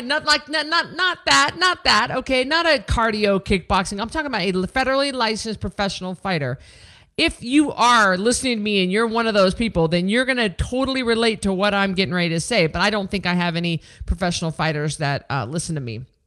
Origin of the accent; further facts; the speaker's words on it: Memphis, Tennessee, United States; this was my hometown. I was the hometown girl, the hometown hero